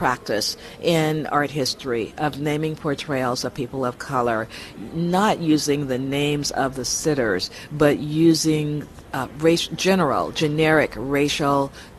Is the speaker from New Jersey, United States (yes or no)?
no; New York City, New York, United States; from New York, New York City in the USA.